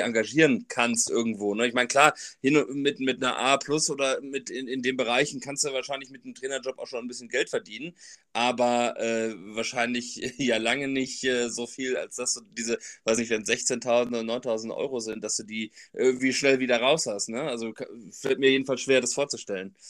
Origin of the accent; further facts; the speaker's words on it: Sauerland, North Rhine-Westphalia, Germany; also born or lived in Bernheim; now in Frankfurt, Germany; ich komme auch aus Bernheim, also ich wohne in Bernheim, bin aber eigentlich gebürtiger Sauerländer.